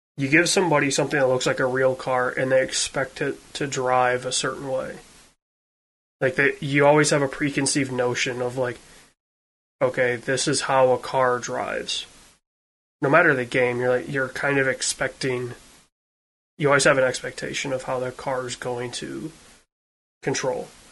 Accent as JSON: {"language": "English", "region": "Western Michigan", "country": "United States", "tie": "born or raised there", "said": "where I grew up in in Western Michigan"}